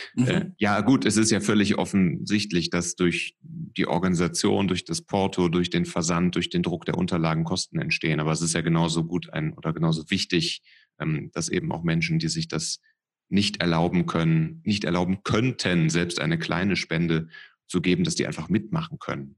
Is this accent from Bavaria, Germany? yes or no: no; Cologne, North Rhine-Westphalia, Germany; als Kölner, der ähm, ja immer nach dem Kölschen Grundgesetz das ein bisschen lebt